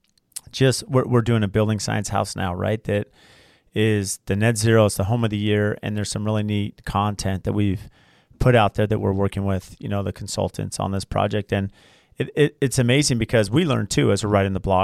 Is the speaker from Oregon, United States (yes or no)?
no; San Diego, California, United States; moved away; I grew up in San Diego, so I, you know, that was as a teenager growing up in San Diego, it was fun